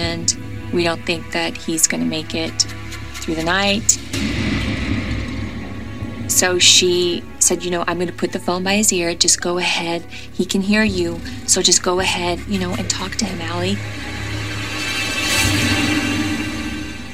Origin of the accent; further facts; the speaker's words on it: the South, United States; I am from the South.